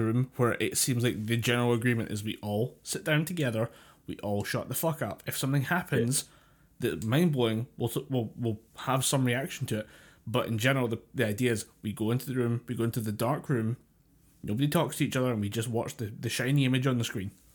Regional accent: United Kingdom; as a British person

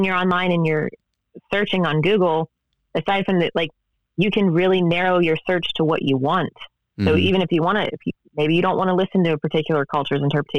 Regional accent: Ohio, United States; you know, even where I grew up in Ohio, there are people that say warsh and poosh, mm-hmm. and that's how I was raised.

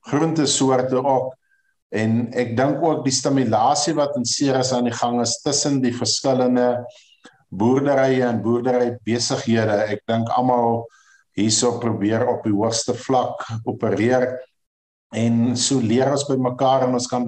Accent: Ceres, Western Cape, South Africa; Ja, ek is gebore in Ceres, grootgeword Ceres al my jare. Ek bly op die ou familieplaas vir al die jare laaste drif.

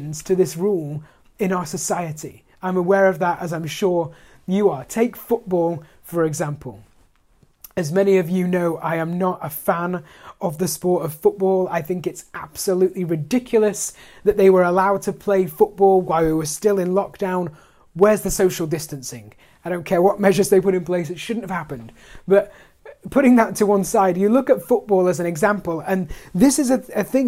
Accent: United Kingdom; as British people, you know, we have this ridiculous reserve

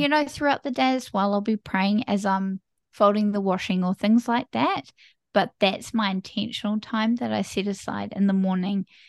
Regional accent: New Zealand; I am from New Zealand, small little country, bottom of the world.

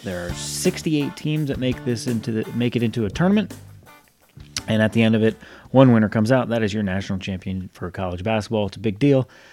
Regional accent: Rhode Island, United States; moved away; growing up in Rhode Island

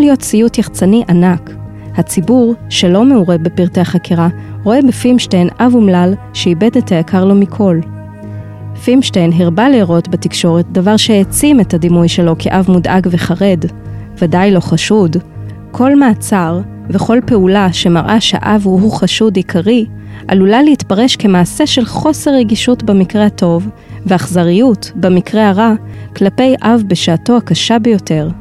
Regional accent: Jerusalem, Jerusalem District, Israel; כירושלמים למודי ניסיון

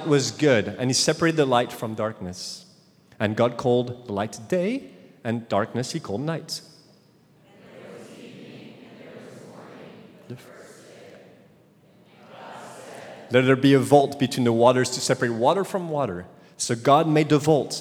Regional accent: France; accent: French; English is a second language; moved away; my French accent

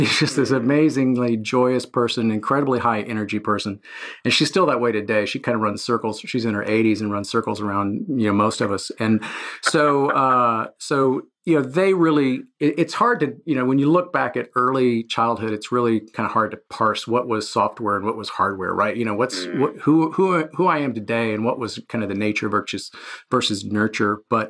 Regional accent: San Antonio, Texas, United States; So I grew up in San Antonio, Texas. So I'm a native Texan and, you know, a pretty typical middle-class family.

